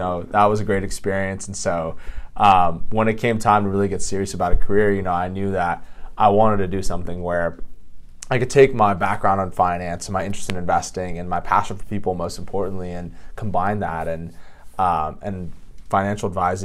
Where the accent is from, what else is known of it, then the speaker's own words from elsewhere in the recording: Los Alamitos, California, United States; I grew up in Orange County, a town called Los Alamitos.